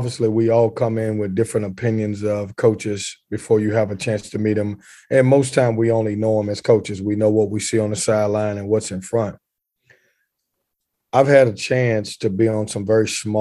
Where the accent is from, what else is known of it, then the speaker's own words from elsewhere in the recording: Lynchburg, Virginia, United States; now in Raleigh, United States; growing up in Lynchburg, Virginia